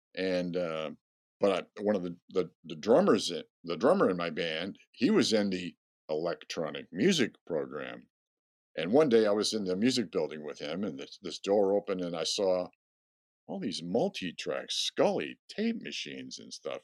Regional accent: Rochester, New York, United States; moved away; I grew up in Rochester, New York

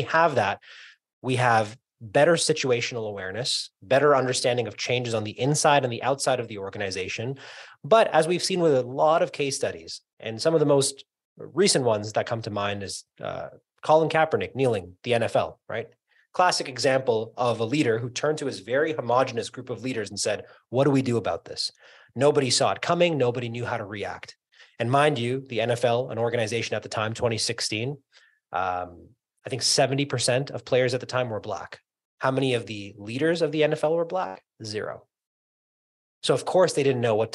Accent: New York, United States; moved away; also born or lived in Canada; I was born in Queens, Astoria, Queens, New York

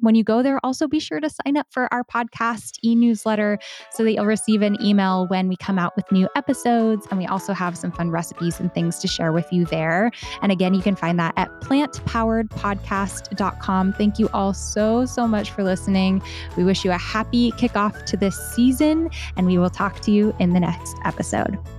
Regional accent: United States; being an American

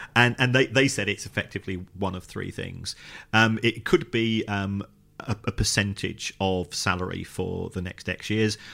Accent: London, United Kingdom; I was born in the Elephant and Castle

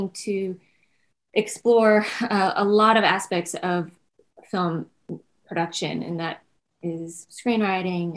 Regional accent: Nashville, Tennessee, United States; I was born and raised in Nashville, Tennessee

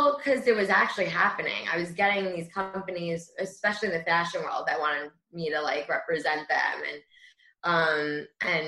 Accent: Great Neck, New York, United States; I grew up in Great Neck and the fire department was one that I knew from a little girl

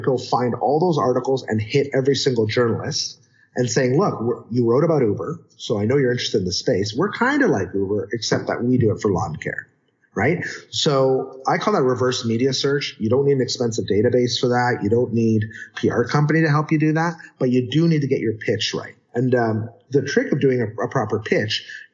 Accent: Canada; I'm Canadian

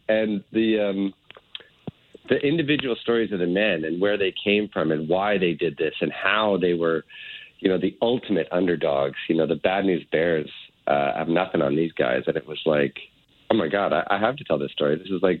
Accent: Toronto, Ontario, Canada; You know, I played hockey as a kid growing up in North Toronto, just like pretty much everybody did in the 70s.

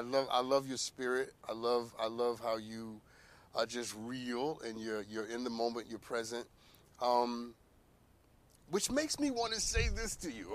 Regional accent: New York, United States; I'm from New York, by the way. I'm Harlem

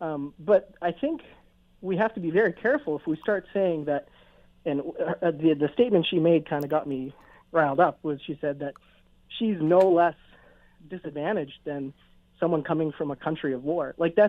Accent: Canada; Well, a great example was kind of growing up as a kid in Canada. So I've been Canadian since I was born, mind you.

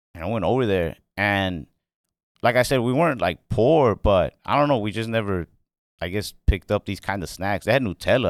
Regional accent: Mesquite, Texas, United States; I grew up, um, in Dallas, Texas. Well, actually a suburb of Dallas called Mesquite, Texas.

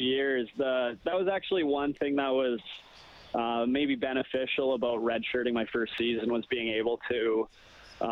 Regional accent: Wetaskiwin, Alberta, Canada; I grew up, born and raised in Wetaskiwin.

